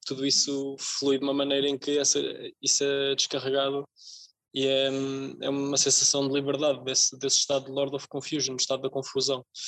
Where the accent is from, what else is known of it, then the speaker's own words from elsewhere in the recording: Casal do Alho, Leiria District, Portugal; no Conselho de Porto Mós, uh, que é a minha terra, Casal do Alho